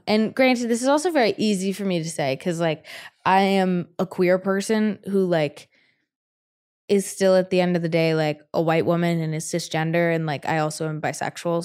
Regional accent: North Carolina, United States; I grew up in North Carolina. I grew up in the South.

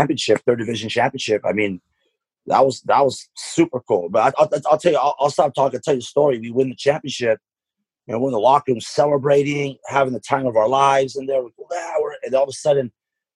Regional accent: Stockton, California, United States; growing up in Stockton, I played in a lot of Mexican leagues

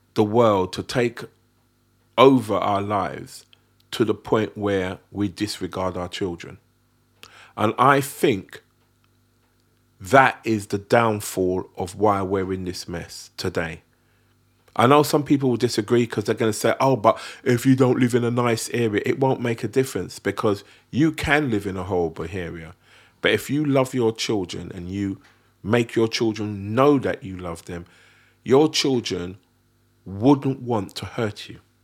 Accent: London, United Kingdom; that's where we were from

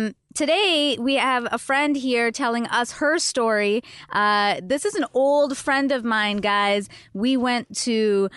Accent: Canada; moved away; because we're both Canadians

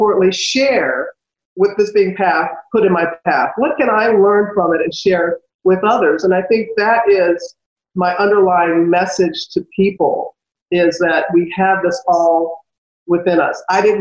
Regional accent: United States; my hometown was destroyed by Hurricane Katrina

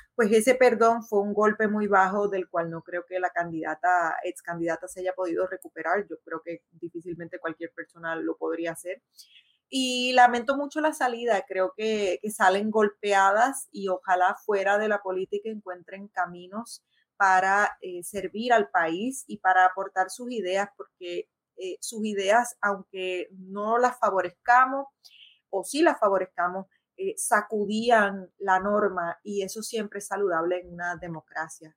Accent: Puerto Rico

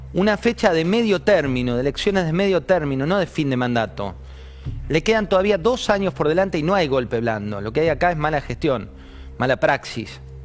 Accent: Argentina; nuestra bendita Argentina

